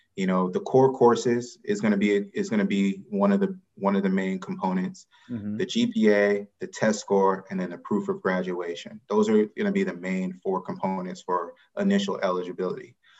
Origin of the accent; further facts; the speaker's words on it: Atlanta, Georgia, United States; I grew up in Atlanta, Georgia